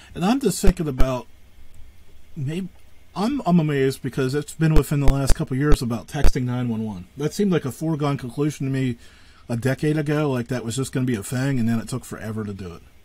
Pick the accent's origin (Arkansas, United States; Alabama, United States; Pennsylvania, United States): Pennsylvania, United States; Northwest; I'm from Northwest